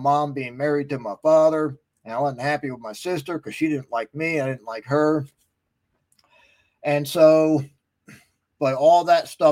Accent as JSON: {"language": "English", "town": "West Milford", "region": "New Jersey", "country": "United States", "tie": "born or raised there", "said": "back when I grew up in West Milford, New Jersey"}